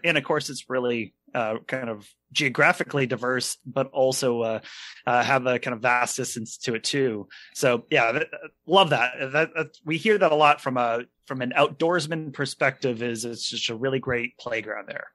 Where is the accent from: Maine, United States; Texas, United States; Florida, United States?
Maine, United States; we're from Maine